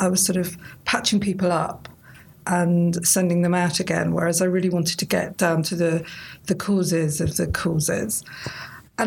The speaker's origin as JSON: {"language": "English", "town": "Edgware", "region": "London", "country": "United Kingdom", "tie": "born or raised there", "moved": "as an adult", "lives_now": "Swansea, United Kingdom", "said": "I grew up in Edgware, but I moved to Swansea about 18 years"}